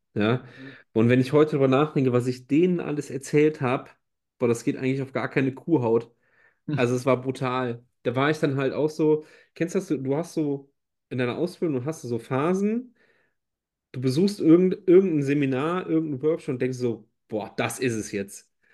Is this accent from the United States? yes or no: no; Rhineland, Germany; als Rheinländer